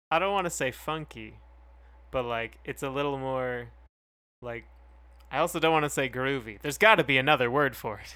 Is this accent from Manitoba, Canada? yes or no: no; Calgary, Alberta, Canada; where we grew up in Calgary